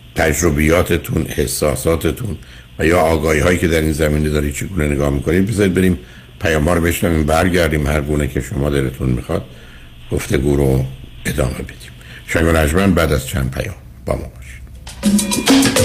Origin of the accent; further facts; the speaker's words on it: Iran; ما به نوعی که در یک کشوری مانند ایران بزرگ شدیم